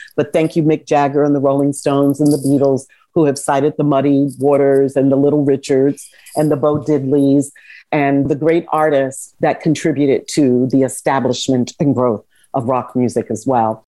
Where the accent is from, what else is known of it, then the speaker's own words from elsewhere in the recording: New York, United States; now in Philadelphia, United States; I was born in New York, in Queens, raised as a small child in the Bronx. Boogie Down Bronx. And then as a teenager, I lived in Harlem